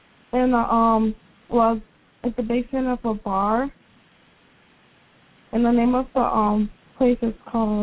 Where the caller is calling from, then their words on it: Allentown, Pennsylvania, United States; I'm Allentown, Pennsylvania.